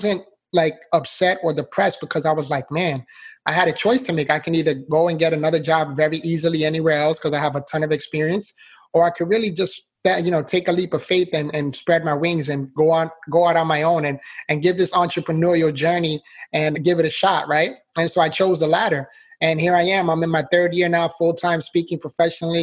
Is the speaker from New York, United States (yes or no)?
yes; New York City, New York, United States; born or raised there